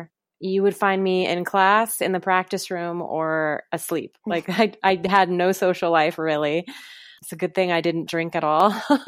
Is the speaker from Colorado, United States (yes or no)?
yes; Colorado, United States; also born or lived in California / New York City; now in Poconos, United States; So I grew up in Colorado, and then I moved to Oklahoma City for school, and then I moved back to Colorado for a little bit before moving to New York City to start my performing career, and now I currently live in the Poconos.